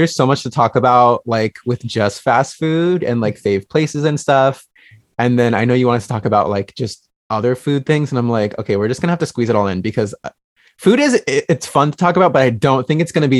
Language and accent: English; California, United States; I'm from California.